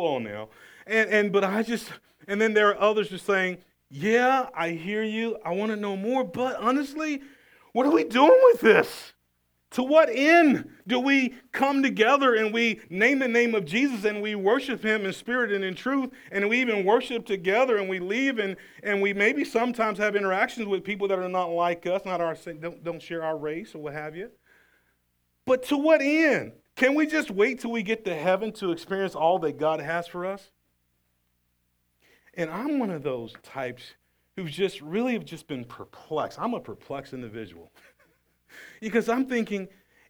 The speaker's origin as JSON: {"language": "English", "region": "the South", "country": "United States", "tie": "born or raised there", "said": "Growing up in the South, 50 years old in the South, poor family in the South"}